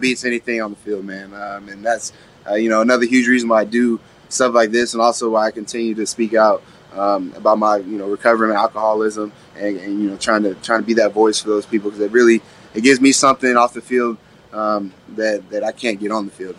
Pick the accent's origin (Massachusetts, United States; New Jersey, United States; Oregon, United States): Oregon, United States; Astoria; moved away; my hometown where I grew up